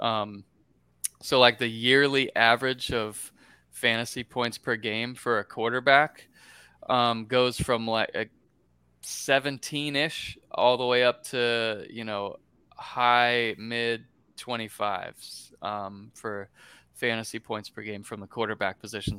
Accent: Gainesville, Florida, United States; I was born in Gainesville

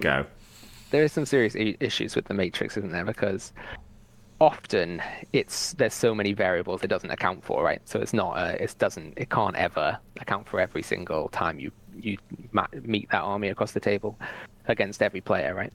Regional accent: Newcastle upon Tyne, North East England, United Kingdom; I come from Newcastle

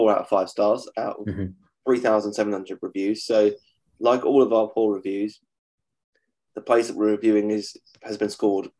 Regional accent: United Kingdom; I'm British and I'm from the south.

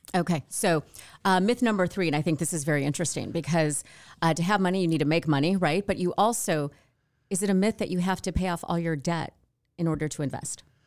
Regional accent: Wayne, Michigan, United States; moved away as an adult; also born or lived in California; I grew up in Wayne, but I always wanted, uh, to leave, honestly, Michigan

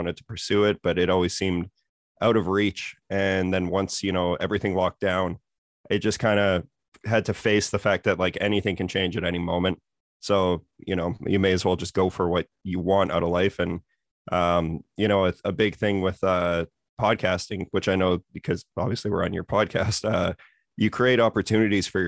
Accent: Saskatoon, Saskatchewan, Canada; now in Vancouver, Canada; I grew up in Saskatoon. I now live in Vancouver

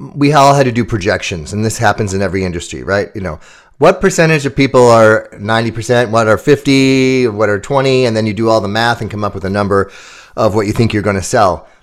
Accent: Chicago, Illinois, United States; my hometown in Chicago

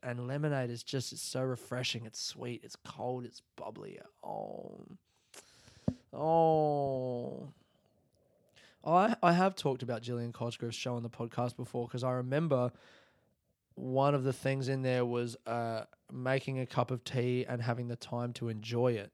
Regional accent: Australia; now in Melbourne, Australia

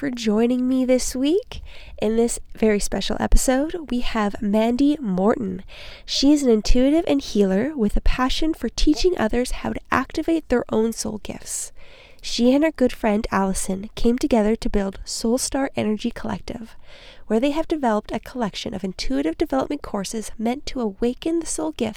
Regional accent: near Beaverlodge, Alberta, Canada; 45 minutes from Grand Prairie, so the opposite direction, but take Beaver Lodge and you go 20 minutes north and just like a little bit east. That's where I grew up

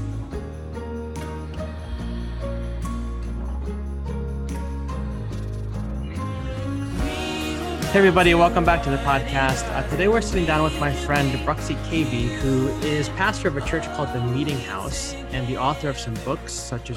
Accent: New Jersey, United States; moved away as an adult; now in North Carolina, United States; I grew up in New Jersey

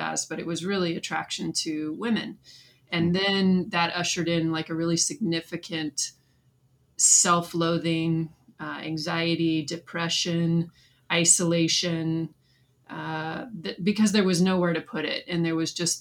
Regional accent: Southern California, United States; I was born and raised in Southern California

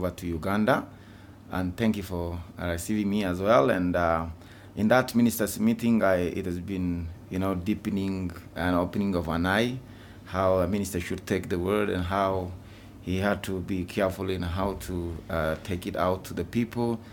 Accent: Ethiopia; my home country. And we try our best to reach out to every individual in Ethiopia

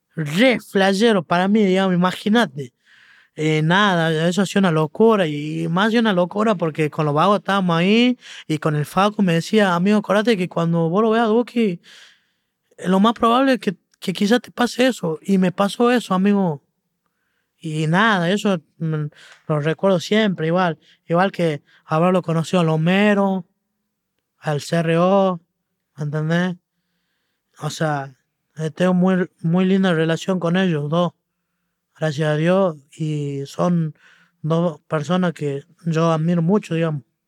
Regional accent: Argentina; siendo argentino

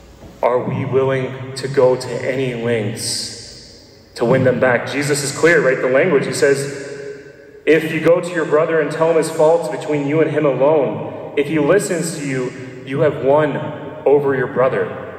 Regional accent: Nashville, Tennessee, United States; I'm from Nashville, Tennessee. And no, I do not have a Southern accent, as people always point that out. And I know because I've never had a Southern accent.

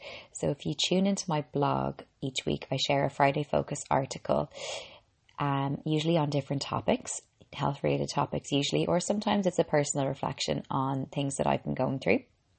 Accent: Ireland; I'm an Irish girl and qualified medical doctor

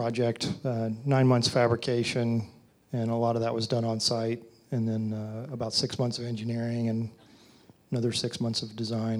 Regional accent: Texas, United States; The last slide showed sort of where I grew up in six generations in Texas and lived overseas and a few other places.

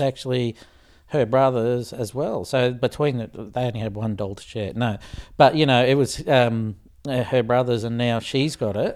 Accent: Australia; being Australian

